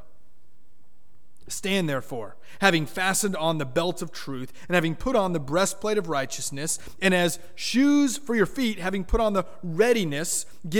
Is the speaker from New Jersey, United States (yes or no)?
no; Miami, Florida, United States; I grew up in South Florida, Miami, Florida